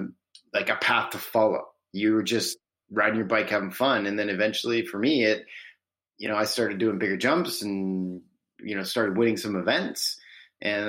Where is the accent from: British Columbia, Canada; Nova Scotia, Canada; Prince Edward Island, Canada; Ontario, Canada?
British Columbia, Canada; Parksville; I'm originally from Vancouver Island, British Columbia, and In all honesty, I live in the same town that I grew up